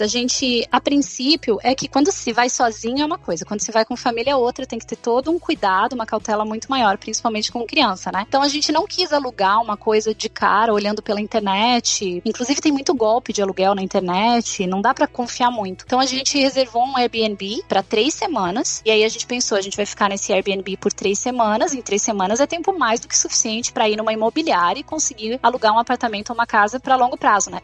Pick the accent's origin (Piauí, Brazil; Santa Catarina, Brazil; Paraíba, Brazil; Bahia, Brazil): Santa Catarina, Brazil; Araranguá; moved away as an adult; also born or lived in Rio Grande do Sul / Florianópolis / United States / England; now in Scotland; Eu sou gaúcha, mas eu cresci no, em Santa Catarina, em uma cidadezinha de litoral chamada Araranguá.